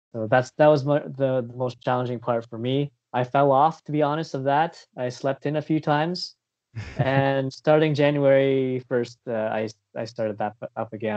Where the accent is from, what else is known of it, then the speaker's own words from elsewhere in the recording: Windsor, Ontario, Canada; also born or lived in South Korea / United Kingdom; now in Vancouver, Canada; I'm a Filipino Canadian, uh, from originally from Windsor, Ontario, but uh, right now I live in uh, around the Vancouver area in uh, BC